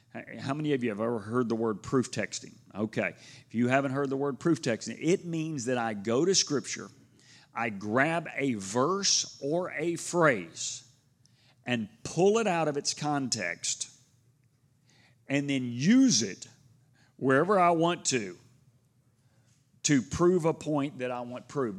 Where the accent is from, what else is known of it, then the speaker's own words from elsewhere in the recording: Houston, Texas, United States; growing up in Houston